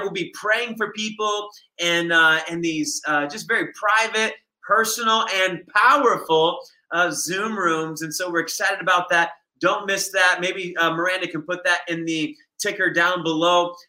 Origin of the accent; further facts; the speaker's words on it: United States; here I am as an American coming into their nation